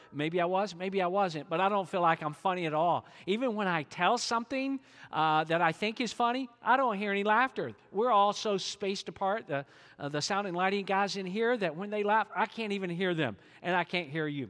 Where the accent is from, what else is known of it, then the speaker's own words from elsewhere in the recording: Georgia, United States; I'm from Georgia, and you think I can't talk quick